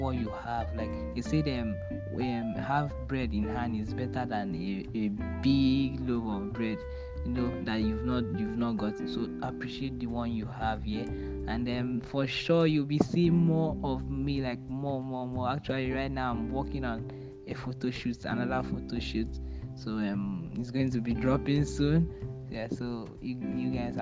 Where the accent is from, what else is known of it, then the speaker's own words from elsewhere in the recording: Uyo, Akwa Ibom, Nigeria; also born or lived in Port Harcourt, Rivers State / Abia State (ancestral); born in Port Harcourt, brought up in Uyo, Akwa Ibom State.